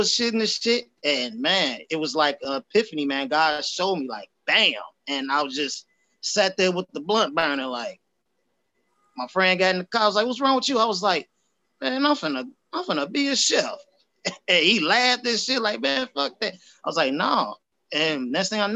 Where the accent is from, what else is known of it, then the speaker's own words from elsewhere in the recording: Chicago, Illinois, United States; I'm from Southside, man. Chicago all day, from Chatham area, 87. So I was born, grew up on 89th and Woodline